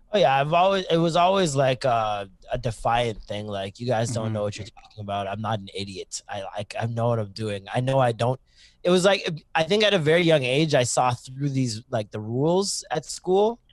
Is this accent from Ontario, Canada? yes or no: yes; Toronto, Ontario, Canada; also born or lived in Maple, Ontario; I started in Toronto, then I moved to Scarborough for a lot of years. And then um, Scarborough, I moved to Maple um, when I started high school.